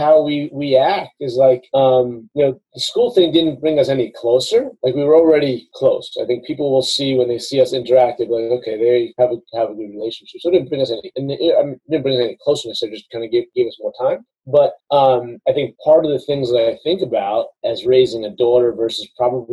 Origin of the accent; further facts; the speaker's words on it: New York, United States; moved away; also born or lived in the South (US); growing up in New York as a kid